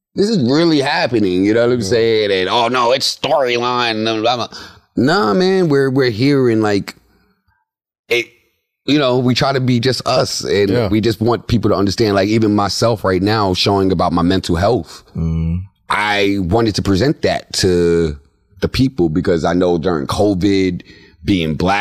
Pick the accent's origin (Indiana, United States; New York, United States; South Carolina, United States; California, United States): New York, United States; New York City; I'm from the Bronx. Like, I grew up around situations that I've seen horrible things.